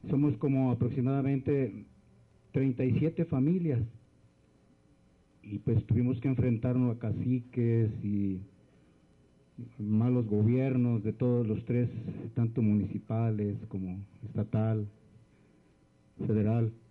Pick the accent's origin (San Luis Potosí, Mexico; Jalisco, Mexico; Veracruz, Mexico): Jalisco, Mexico; A nosotros como venimos del sur de Jalisco, somos de la Unión Campesina Zapatista del Sur somos parte del Congreso Nacional Indígena